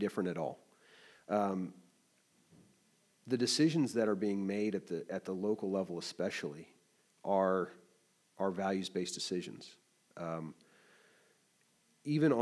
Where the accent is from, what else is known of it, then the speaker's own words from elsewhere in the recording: Kansas City, Kansas, United States; also born or lived in Alabama; now in Lawrence, United States; I born and raised in Kansas City, Kansas, Wyandotte County